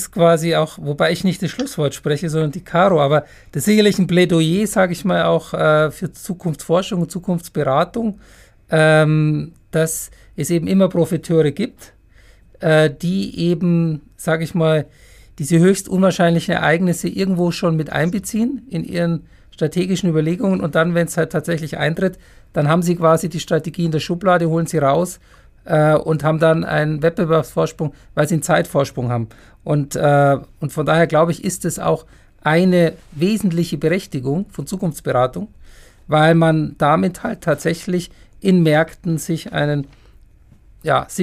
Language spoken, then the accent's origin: German; Munich, Bavaria, Germany; now in Heidelberg, Germany; In meiner Heimatstadt